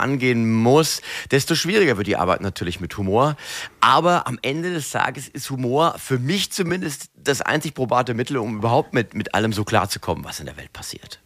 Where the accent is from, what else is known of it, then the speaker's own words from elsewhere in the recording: Mainz, Rhineland-Palatinate, Germany; Ich bin ja ein echter Mainzer. Ich bin ja hier geboren, hier aufgewachsen